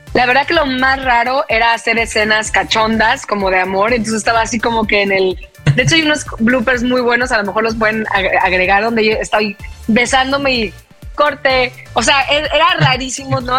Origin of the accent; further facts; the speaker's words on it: Veracruz, Mexico; yo soy de Veracruz